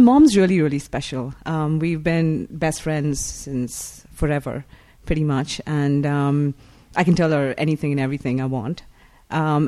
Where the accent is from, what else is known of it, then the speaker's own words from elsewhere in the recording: India; moved away as an adult; now in Los Angeles, United States; I grew up in India. I've lived there for 20 years.